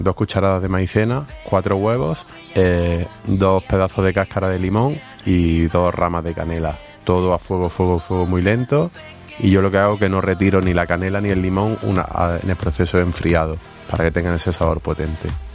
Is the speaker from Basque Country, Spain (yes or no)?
no; Granada, Andalusia, Spain; yo soy de Granada